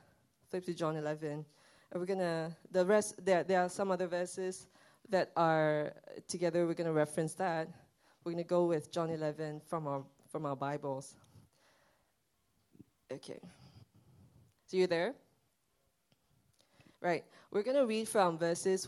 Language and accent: English; Sabah, Malaysia; now in Singapore; my family and I, we went back to my hometown